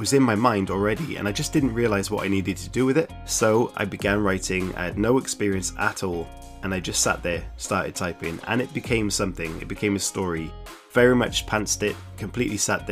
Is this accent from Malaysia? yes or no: no; South Wales, United Kingdom; I am from South Wales, which is in the United Kingdom, and I am right next to the sea